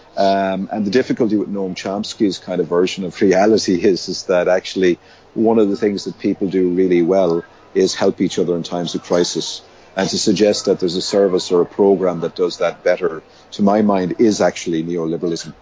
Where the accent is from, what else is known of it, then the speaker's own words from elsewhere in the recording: Limerick, Munster, Ireland; I was um, born in Limerick, which is in the west of Ireland, and raised there. Um, so I'm Irish